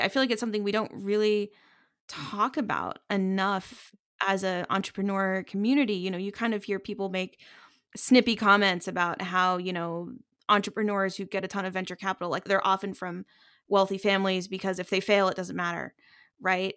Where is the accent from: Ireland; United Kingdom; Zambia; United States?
United States; as an American